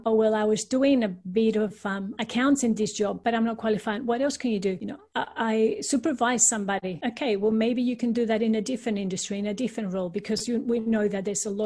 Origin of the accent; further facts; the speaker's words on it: Peru; now in Australia; I'm actually originally from Peru in South America, and all my family is still there